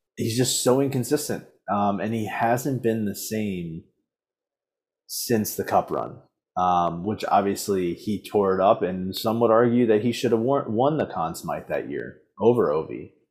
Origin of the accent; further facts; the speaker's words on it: Baltimore, Maryland, United States; born and raised in Baltimore